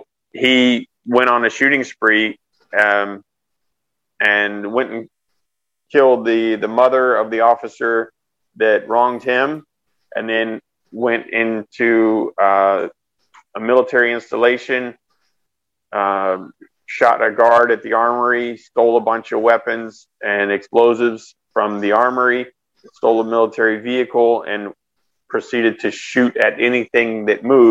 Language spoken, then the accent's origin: English; Austin, Texas, United States; moved away; also born or lived in San Antonio, Texas / California; I grew up mostly around Austin